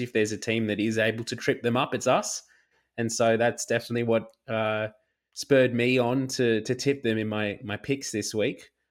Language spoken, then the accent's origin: English; Australia; as an Aussie rugby fan